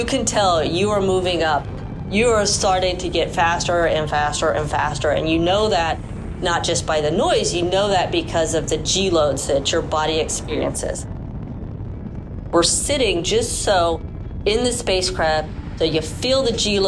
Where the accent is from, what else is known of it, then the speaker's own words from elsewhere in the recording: Houston, Texas, United States; I was born and raised in Houston, and so I did grow up with the space program